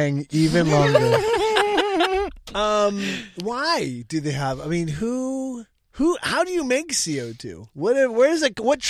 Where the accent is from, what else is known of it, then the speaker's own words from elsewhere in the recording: Brighton, Michigan, United States; also born or lived in Orange County, California; I grew up outside of Detroit, a little town called Brighton. And then Orange County.